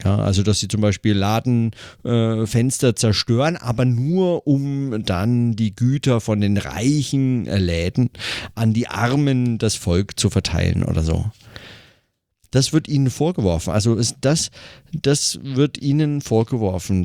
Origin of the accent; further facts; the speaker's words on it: Germany; hier bei uns in Deutschland